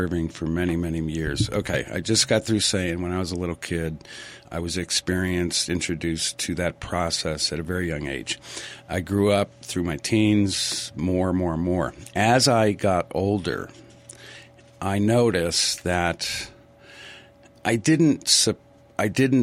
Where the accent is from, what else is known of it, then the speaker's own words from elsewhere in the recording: New England, United States; I grew up in New England